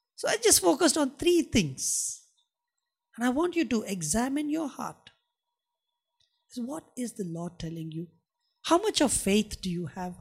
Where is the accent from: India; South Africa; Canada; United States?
India; I'm a Christian and I'm an Indian